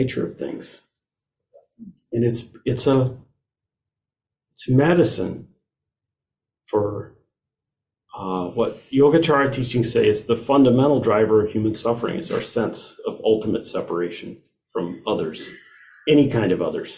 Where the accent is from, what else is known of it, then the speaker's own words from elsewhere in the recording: Iowa, United States; I was raised in Iowa, sorry, raised in Iowa